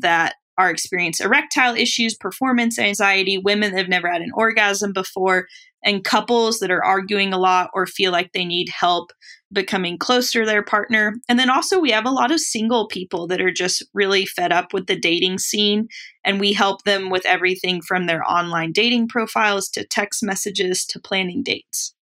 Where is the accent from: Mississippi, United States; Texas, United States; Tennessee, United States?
Tennessee, United States; I grew up in Tennessee